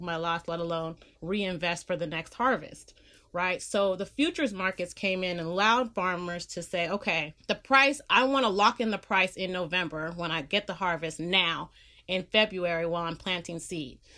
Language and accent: English; Bay Area, California, United States; moved away as an adult; also born or lived in Los Angeles, United States; I live in California, I'm from the Bay Area, I live in the Bay Area